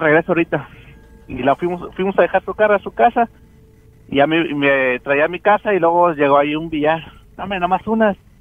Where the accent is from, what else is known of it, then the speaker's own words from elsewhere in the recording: Nuevo Laredo, Tamaulipas, Mexico; allá en Nuevo Laredo, yo soy de Nuevo Laredo.